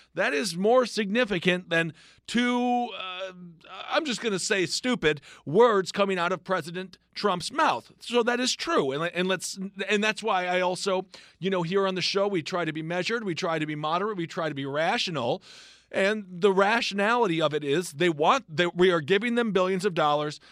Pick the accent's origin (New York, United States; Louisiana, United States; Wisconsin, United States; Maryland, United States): Wisconsin, United States; I'm from Wisconsin